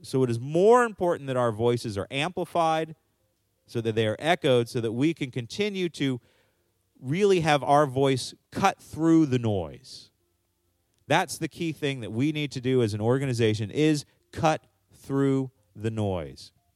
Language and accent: English; Maryland, United States; I come from Maryland